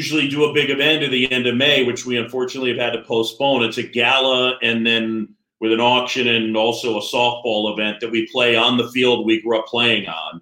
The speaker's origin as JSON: {"language": "English", "town": "New York City", "region": "New York", "country": "United States", "tie": "born or raised there", "said": "I grew up in New York City on Roosevelt Island"}